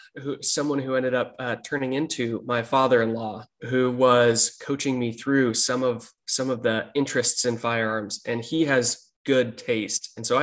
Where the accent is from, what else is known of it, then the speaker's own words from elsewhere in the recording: Portland, Oregon, United States; moved away; born and raised in Portland, Oregon. Grew up there, worked as an EMT, got married there, and loved Portland for a long time.